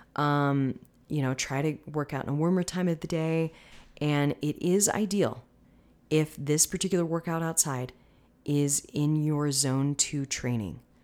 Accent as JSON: {"language": "English", "town": "Tampa", "region": "Florida", "country": "United States", "moved": "yes", "lives_now": "Denver, United States", "said": "I'm originally from the Tampa area"}